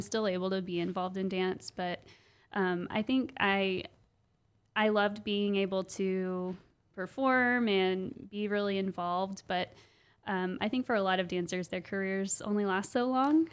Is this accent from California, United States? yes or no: no; Owasso, Oklahoma, United States; I grew up yeah. in Owasso